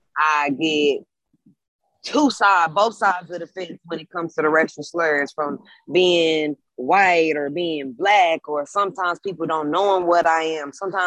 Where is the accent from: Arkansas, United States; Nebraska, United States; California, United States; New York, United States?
Arkansas, United States; Little Rock; moved away as an adult; now in Los Angeles, United States; I'm from Little Rock, Arkansas.